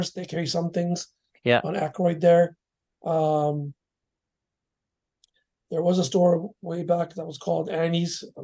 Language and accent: English; Canada; also born or lived in Surrey, British Columbia; I'm a Canadian-born Sikh.